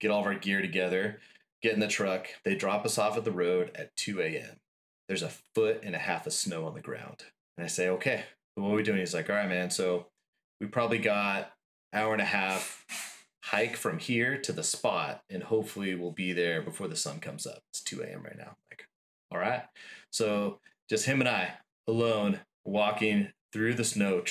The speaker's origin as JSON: {"language": "English", "town": "Yucca Valley", "region": "California", "country": "United States", "tie": "born or raised there", "said": "I grew up in Yucca Valley"}